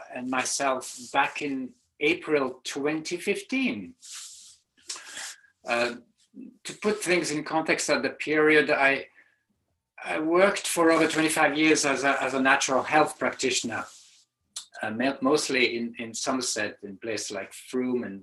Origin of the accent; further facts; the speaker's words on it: Serbia; moved away; I hail from Serbia in Central Europe